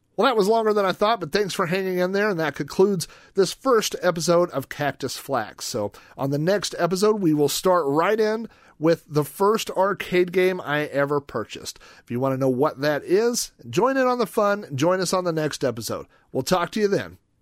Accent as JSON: {"language": "English", "town": "Yukon", "region": "Oklahoma", "country": "United States", "tie": "born or raised there", "said": "my hometown of Yukon, Oklahoma, population twenty thousand"}